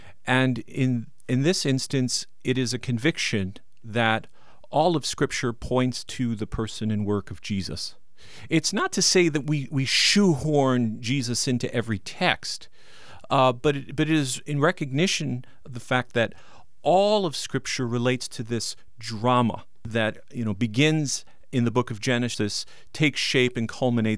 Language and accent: English; New York, United States; moved away; I'm from New York.